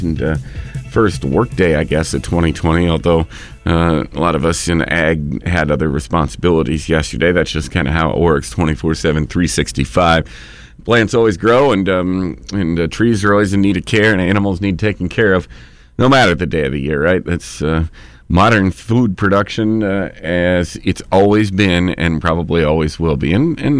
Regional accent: Iowa, United States; moved away; I grew up in Iowa. I'm an Iowa grad

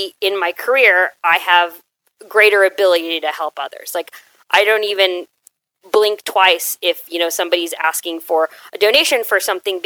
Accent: Houston, Texas, United States; growing up in Houston is one of the most diverse areas

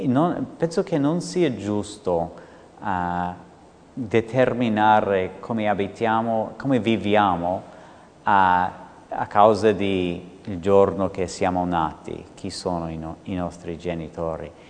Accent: United States; accent: American; Italian is a second language; now in Italy; potete sentire con questo accento che infatti sono americano

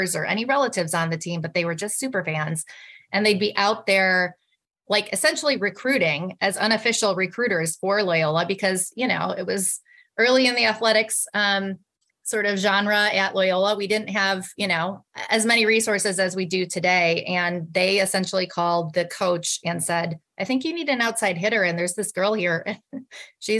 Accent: a small town north of Milwaukee, Wisconsin, United States; moved away; I grew up in Wisconsin. I grew up in a small town north of Milwaukee

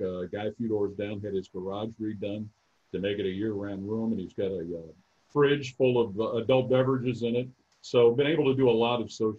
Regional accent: Cincinnati, Ohio, United States; now in Columbus, United States; I followed as a kid growing up in Cincinnati.

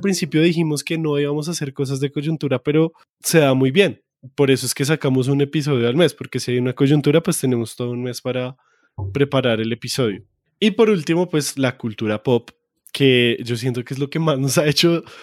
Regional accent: Bogotá, Colombia; accent: rolo; mi maldito acento rolo

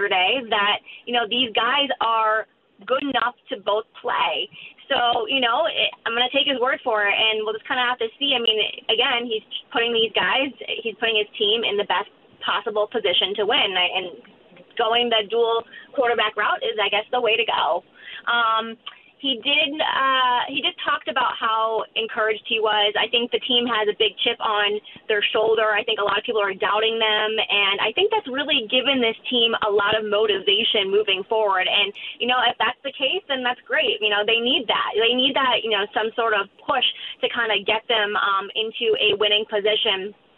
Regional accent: Boston, Massachusetts, United States; born and raised in Boston

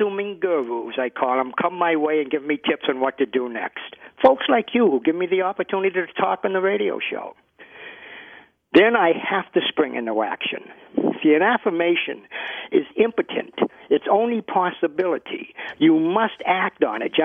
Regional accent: Boston, Massachusetts, United States; Here I am from Boston, the very opposite accent

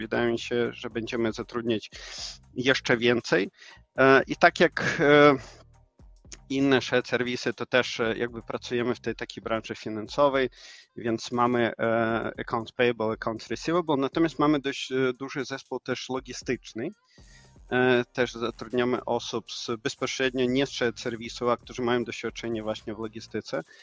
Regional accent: Ukraine; Polish is a second language; moved away as an adult; also born or lived in Silesia; now in Łódź, Poland; ja właśnie pochodzę z Ukrainy. Ponad 5 lat szczęśliwie mieszkamy tutaj z rodziną w Polsce

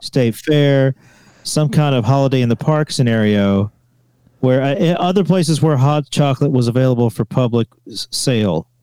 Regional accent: the South, United States; moved away; I'm from the states, but because I am from the South

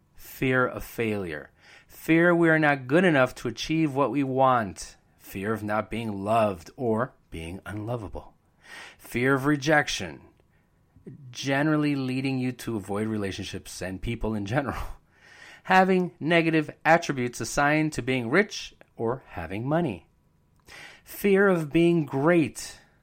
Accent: Bridgeport, Connecticut, United States; I was born and raised in Bridgeport

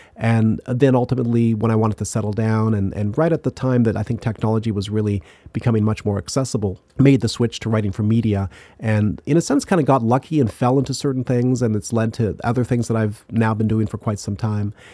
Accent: Ottawa, Ontario, Canada; moved away; also born or lived in Indiana; I grew up in Canada, in, in Ottawa

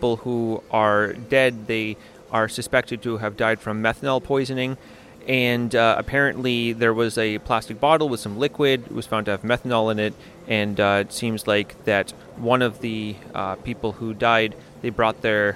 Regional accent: Maine, United States; now in Latvia; I'm from North America

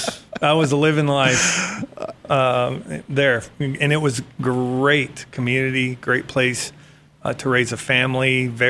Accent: Ohio, United States; growing up in Ohio

